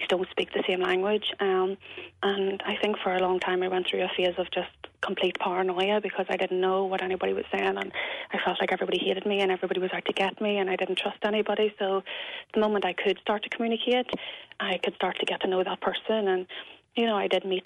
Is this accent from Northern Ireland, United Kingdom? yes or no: yes; Belfast, Northern Ireland, United Kingdom; moved away as an adult; before I moved to the north